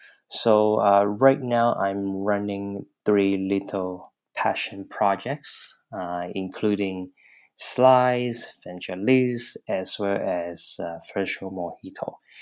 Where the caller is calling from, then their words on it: Hong Kong; I'm calling from Hong Kong.